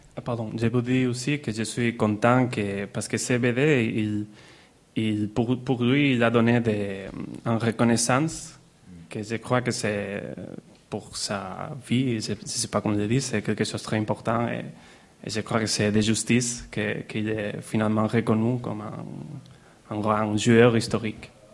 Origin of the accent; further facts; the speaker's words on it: Barcelona, Catalonia, Spain; French is a second language; also born or lived in Brussels; je suis de Barcelone